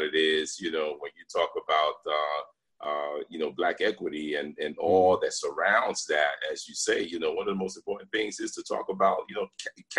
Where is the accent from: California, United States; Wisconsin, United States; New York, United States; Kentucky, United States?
New York, United States; New York City; also born or lived in Brooklyn, New York; raised in the South Bronx